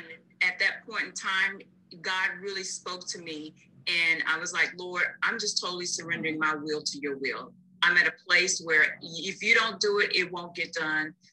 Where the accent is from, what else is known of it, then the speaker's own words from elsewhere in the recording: North Carolina, United States; moved away; I'm originally from North Carolina